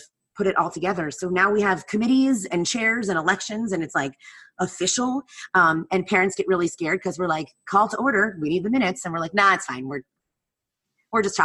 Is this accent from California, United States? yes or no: no; New Jersey, United States; moved away; I grew up in New Jersey. I grew up an hour outside of New York